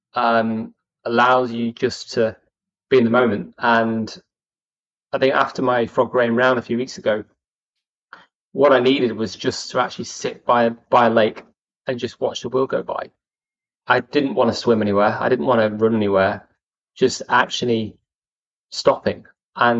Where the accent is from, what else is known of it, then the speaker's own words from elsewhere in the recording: Chester, North West England, United Kingdom; I was brought up in Chester